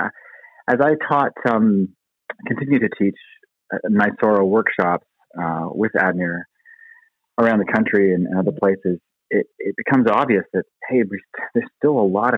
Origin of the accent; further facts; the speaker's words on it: Ontario, Canada; moved away as an adult; also born or lived in New York City, United States; I was born and raised in the Great White North, in Ontario